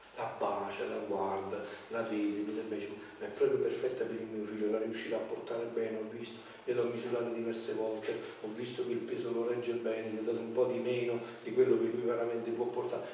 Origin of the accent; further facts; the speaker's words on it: mountains of Avellino, Campania, Italy; mi ricordo i primi tempi che usciva la televisione nel mio paese un paese di montagna dove era molto tardi la televisione no? sulle brigge di Avellino, sulle montagne